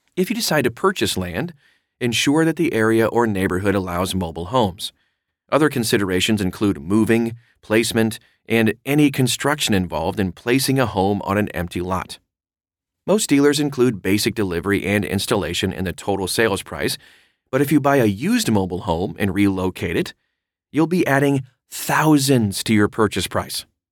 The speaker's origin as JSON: {"language": "English", "region": "Oregon", "country": "United States", "tie": "born or raised there", "said": "my home state of Oregon"}